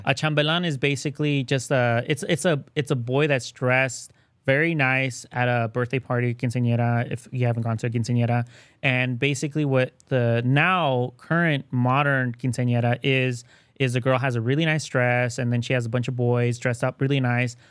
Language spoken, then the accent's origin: English; Mexico; moved away; I was born in Mexico